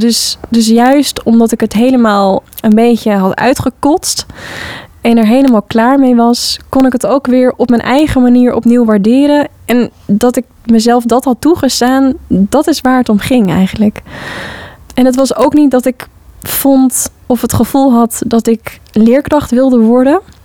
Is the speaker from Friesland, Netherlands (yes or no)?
no; Hoorn, North Holland, Netherlands; Ik heb zelf op de vrije school gezeten als kind in Hoorn